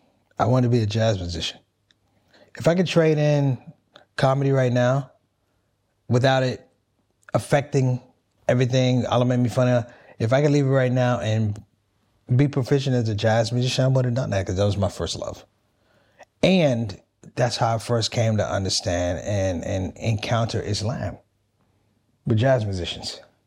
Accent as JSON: {"language": "English", "town": "Washington", "region": "District of Columbia", "country": "United States", "tie": "born or raised there", "said": "I was born in Washington, D.C., Christian family, Northwest D.C. … Grew up typical family, African-American family, migrated from the South."}